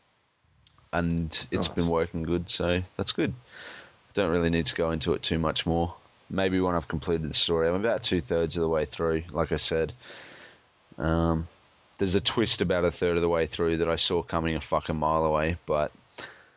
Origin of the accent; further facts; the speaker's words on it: Australia; I'm an Australian